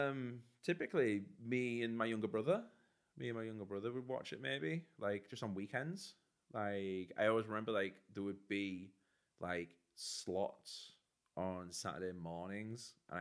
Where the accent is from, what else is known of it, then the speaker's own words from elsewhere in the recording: Norton, North East England, United Kingdom; I've always lived in Teesside. I grew up in Teesside